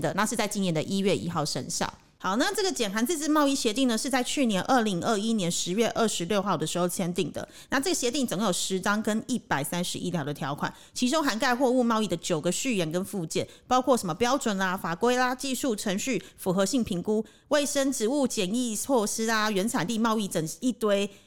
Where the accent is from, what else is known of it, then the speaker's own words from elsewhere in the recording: Taiwan; now in Cambodia; 毕竟我是台湾人